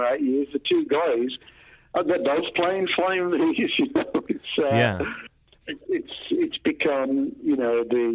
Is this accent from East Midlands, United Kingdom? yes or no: no; Walsall, West Midlands, United Kingdom; where we grew up in a place called Walsall in the Black Country